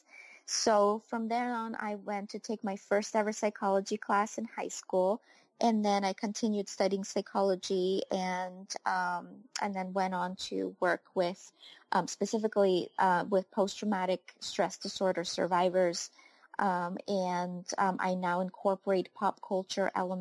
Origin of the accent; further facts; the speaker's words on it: Ukraine; moved away; I was born and raised in Ukraine